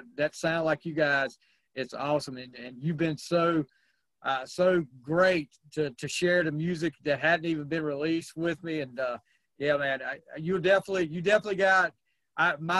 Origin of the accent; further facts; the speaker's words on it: American South, United States; accent: southern; my southern accent